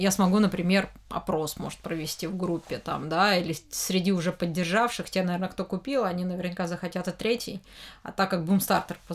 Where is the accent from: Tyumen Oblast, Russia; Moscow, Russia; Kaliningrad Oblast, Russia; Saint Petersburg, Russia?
Moscow, Russia; Э, потому что я из Москвы, и, ну, этот Женя... Э, Дим Яковлев, он в Питере больше, наверное, там, а я вот здесь как-то